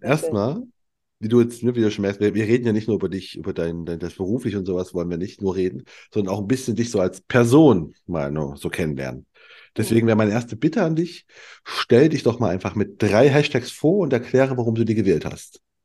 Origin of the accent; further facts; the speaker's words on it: eastern Germany, Germany; moved away; also born or lived in Cologne; ich komme aus dem, aus dem Osten